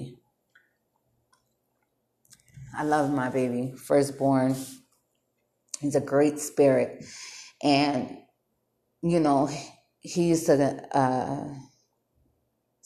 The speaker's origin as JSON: {"language": "English", "town": "Bridgeport", "region": "Connecticut", "country": "United States", "moved": "as an adult", "lives_now": "North Las Vegas, United States", "said": "I'm from Bridgeport, Connecticut. And I'm not hating on my city"}